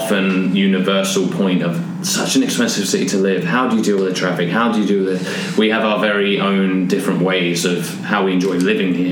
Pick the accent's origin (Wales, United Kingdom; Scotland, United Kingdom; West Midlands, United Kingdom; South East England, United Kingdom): South East England, United Kingdom; Herne Bay; moved away as an adult; now in Vancouver, Canada; I'm actually from Herne Bay, which is a seaside town